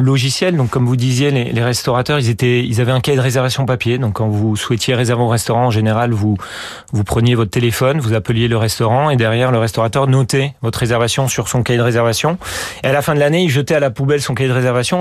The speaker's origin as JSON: {"language": "French", "country": "France", "said": "moi le premier en tant que bon français"}